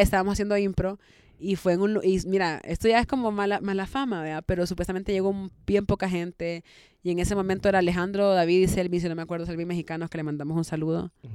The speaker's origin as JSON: {"language": "Spanish", "country": "El Salvador", "said": "como yo soy salvadoreña"}